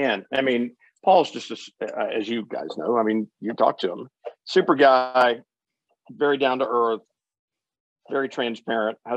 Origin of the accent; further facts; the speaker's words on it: Houston, Texas, United States; I'm from Houston, Texas.